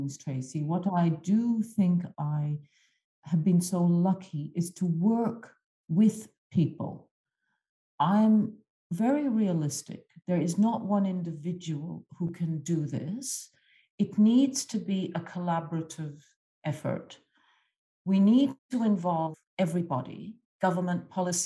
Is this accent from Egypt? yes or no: yes; Egypt; moved away; I grew up in a lower-income country, I grew up in Egypt